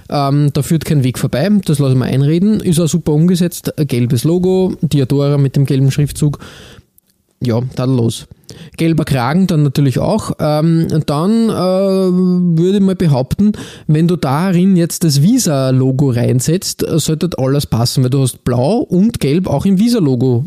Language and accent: German; Austria; bei uns in Österreich